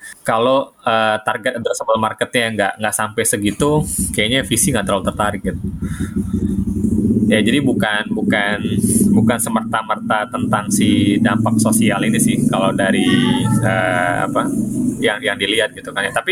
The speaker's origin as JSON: {"language": "Indonesian", "region": "South Sumatra", "country": "Indonesia", "tie": "born or raised there", "said": "Di tengah-tengah antara Kayu Agung dan Palembang sebenarnya kampung gua."}